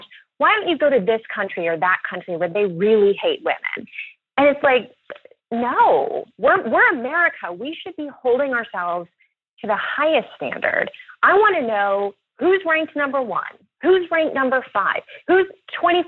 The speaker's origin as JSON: {"language": "English", "town": "Louisville", "region": "Kentucky", "country": "United States", "tie": "born or raised there", "moved": "yes"}